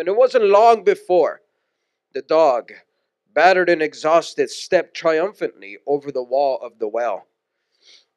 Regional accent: Houston, Texas, United States; moved away; also born or lived in San Pedro Sula, Honduras / Washington; We're born and raised in Houston, Texas, so we saw snow for the first time when we moved to Washington

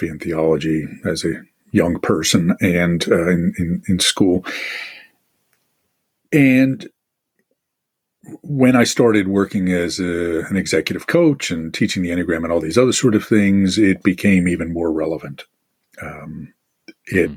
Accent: Northeast, United States; I'm from the Northeast

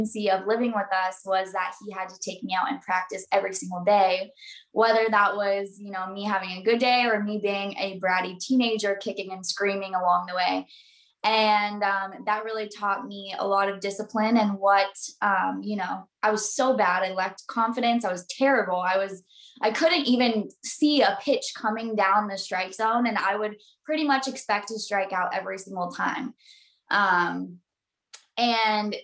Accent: Southern California, United States; I'm from Southern California, born and raised by the beach

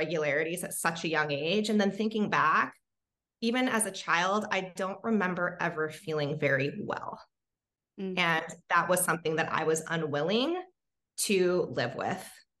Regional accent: Hawaii, United States; I actually grew up in Hawaii

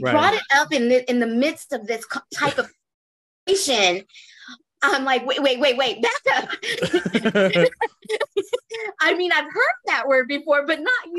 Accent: California, United States; now in Texas, United States; I'm actually stuck. I'm stuck in back home in Cali now.

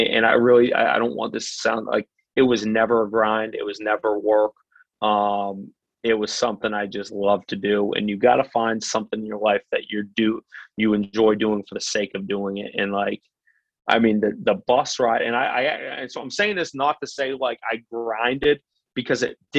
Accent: Portland, United States; where I grew up in Portland

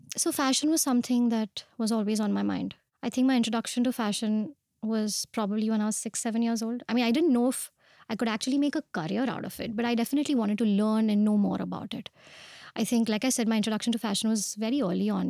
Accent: Pune, Maharashtra, India; moved away as an adult; also born or lived in Mumbai; I was born and brought up in Pune

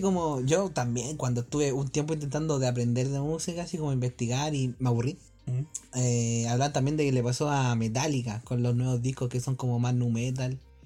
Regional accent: Rancagua, O'Higgins, Chile; somos de Rancagua

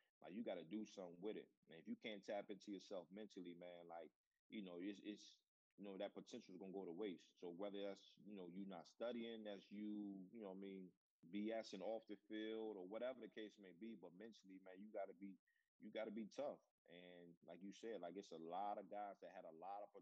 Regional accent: Newport News, Virginia, United States; my hometown of Newport News, Virginia

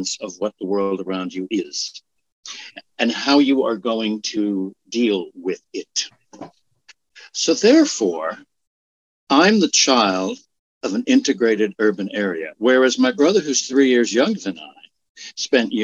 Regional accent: Westport, Connecticut, United States; also born or lived in Bronx, New York; when we moved, when I was six, we moved to what was an artist's colony at the time called Westport, Connecticut

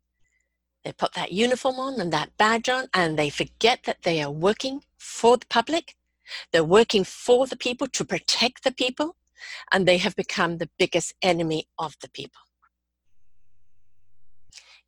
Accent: Canada; I'm Canadian

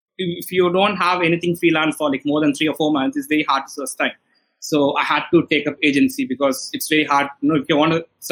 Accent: India; So I'm from India.

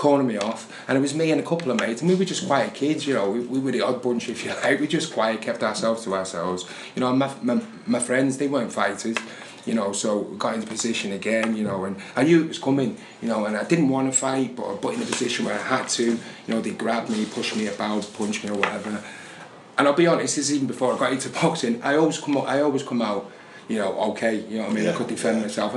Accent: Runcorn, North West England, United Kingdom; also born or lived in Liverpool; I was born in Liverpool. We moved to a little town called Runcorn

